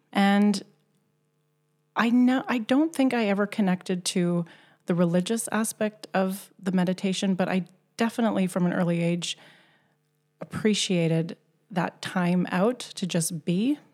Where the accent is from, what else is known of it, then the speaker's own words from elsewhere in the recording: Canada; moved away as an adult; now in Gothenburg, Sweden; I was born and raised in Canada.